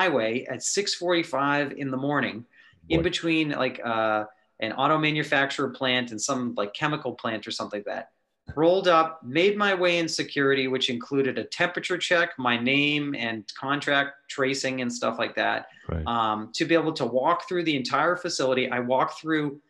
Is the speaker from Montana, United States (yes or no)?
no; Massachusetts, United States; I'm from Massachusetts